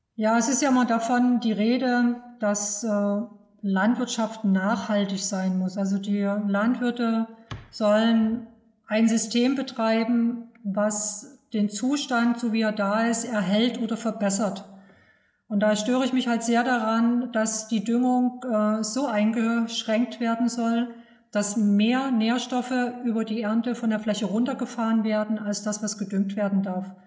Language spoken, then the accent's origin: German; Saxony, Germany; moved away as an adult; also born or lived in Berlin / Brandenburg; bin aufgewachsen in Sachsen